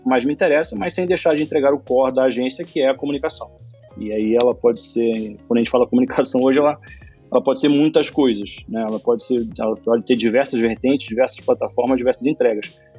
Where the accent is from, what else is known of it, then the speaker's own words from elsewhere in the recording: Rio de Janeiro, Brazil; nasci no Rio